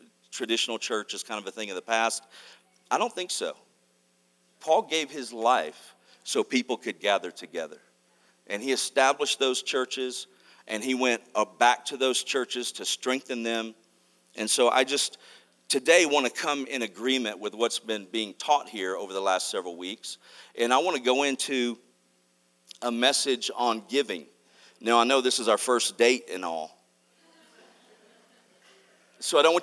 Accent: Mississippi, United States; also born or lived in Arkansas; I was born in Arkansas, raised in Mississippi

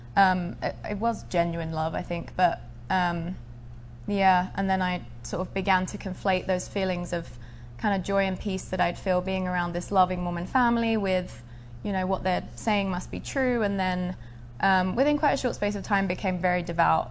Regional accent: Essex, East of England, United Kingdom; I was born in Essex in England. It's a suburb of the London area

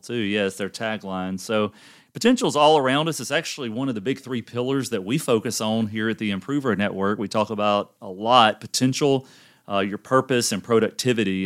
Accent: the South, United States; I'm from the South and grew up in a family.

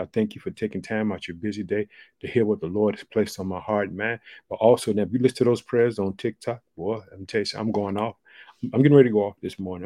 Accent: United States; also born or lived in Chicago, Illinois; the United States of America, which is my home country. I live in the state of Illinois. I reside in the city of Chicago.

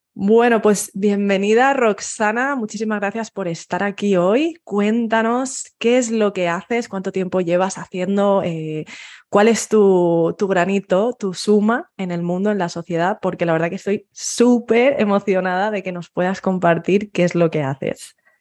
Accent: Spain; moved away as an adult; fui pronto de, mi pueblo y yo quería huir de España. Y es lo que hice, a los 18 huí de España

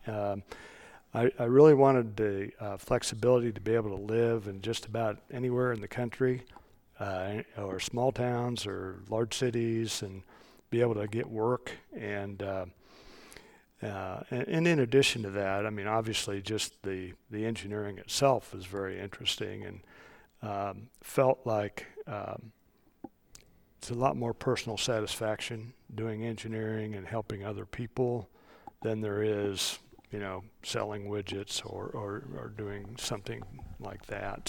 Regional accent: Johnson County, Kansas, United States; also born or lived in Lawrence, Kansas; I'm a native Kansan. I grew up in Johnson County.

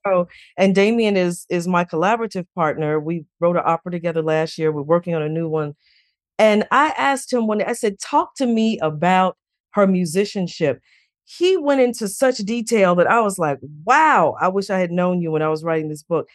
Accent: Chicago, Illinois, United States; growing up in Chicago on the South Side

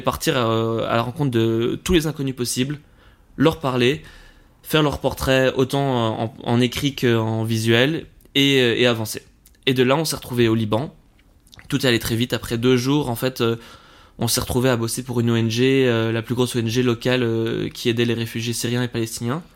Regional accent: Forest, Brussels-Capital Region, Belgium; moved away as an adult; also born or lived in Canada; j'ai grandi à Forêt, donc bruxellois

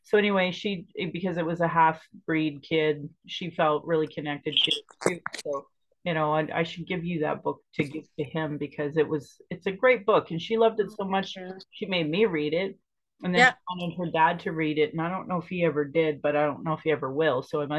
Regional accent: Sylvan Lake, Alberta, Canada; moved away; also born or lived in Calgary; And I remember growing up in Sylvan Lake, and Sylvan Lake's predominantly white. It was at least when I was growing up there.

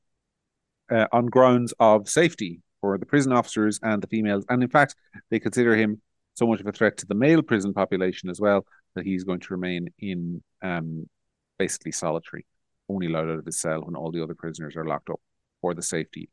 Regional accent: Monaghan, Ulster, Ireland; I was born and raised in Monaghan

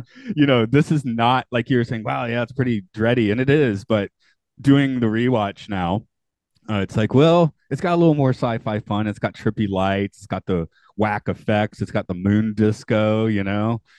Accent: United States; now in Japan; as an American

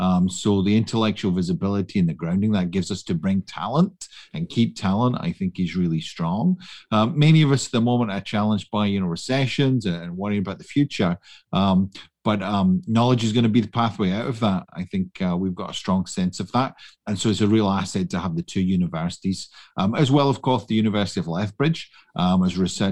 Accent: Scotland, United Kingdom; moved away as an adult; now in Canada; I am not from Canada, you may detect that, or indeed Alberta. I came from the west of Scotland.

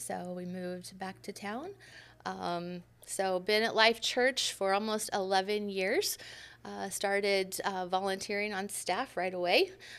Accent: Huntington, Indiana, United States; also born or lived in West Lafayette, Indiana (Purdue); born and raised in Huntington. So, lived here all but 3 years of my life when Eric and I got married. Moved to Purdue to finish up school

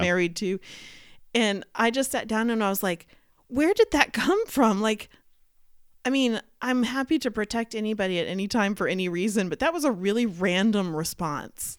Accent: Dallas, Texas, United States; I grew up in Dallas with a mixture of all kinds of people at my schools

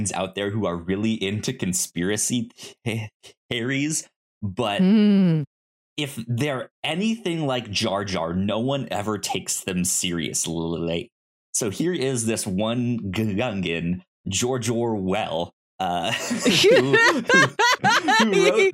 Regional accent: the South, United States; I'm from the South

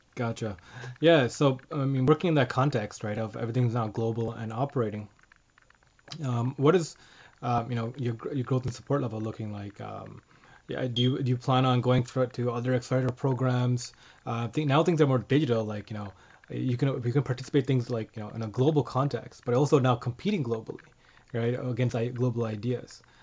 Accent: Canada; first language English; some of us in Canada can speak two because of French

